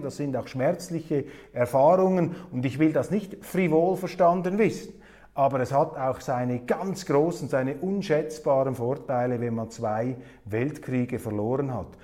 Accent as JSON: {"language": "German", "country": "Switzerland", "said": "ich sah mich als Schweizer genötigt"}